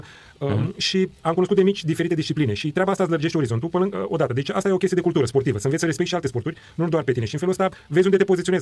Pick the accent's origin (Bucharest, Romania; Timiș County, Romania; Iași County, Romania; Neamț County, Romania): Bucharest, Romania; eu am crescut în, uh, în Ghencea